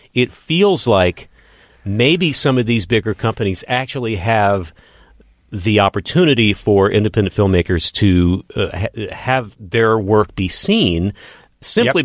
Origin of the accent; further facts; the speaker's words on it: Odessa, Texas, United States; moved away as an adult; now in Los Angeles, United States; growing up in Odessa, Texas